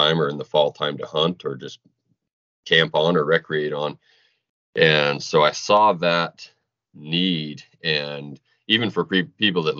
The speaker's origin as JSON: {"language": "English", "region": "Eastern Washington", "country": "United States", "tie": "born or raised there", "said": "I grew up here in Eastern Washington"}